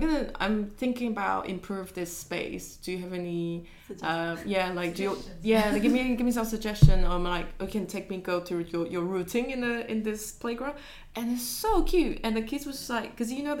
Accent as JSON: {"language": "English", "country": "Taiwan", "tie": "born or raised there", "moved": "yes", "said": "I grew up in Taiwan"}